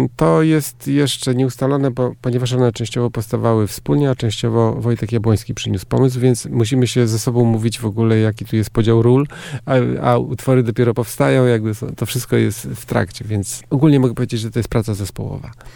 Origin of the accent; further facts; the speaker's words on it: Rozogi, Warmian-Masurian Voivodeship, Poland; also born or lived in Szczytno / Występ; Rozogi, a wcześniej Występ, bo urodziłem się w Szczytnie, ale z rodzicami mieszkaliśmy w Występie